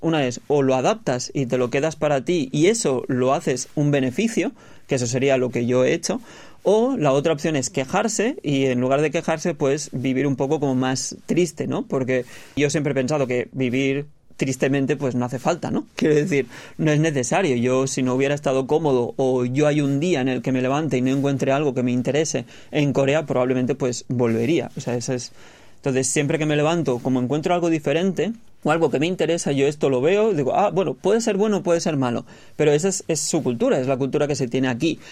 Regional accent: Barcelona, Catalonia, Spain; moved away as an adult; also born or lived in Seoul, South Korea; now in Busan, South Korea; yo soy de Barcelona

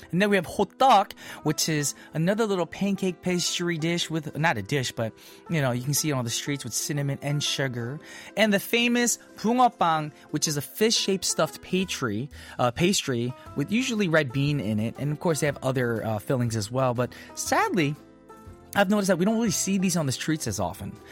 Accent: New Jersey, United States; now in South Korea; My hometown friends from small town New Jersey.

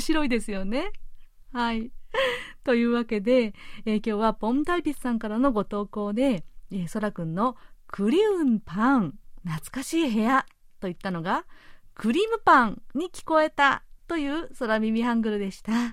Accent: Japan; born or raised there; moved away as an adult; now in Seoul, South Korea

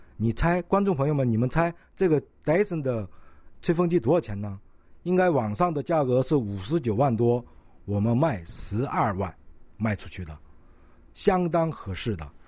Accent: China; first language Korean; moved away as an adult; now in South Korea; 我是朝鲜族

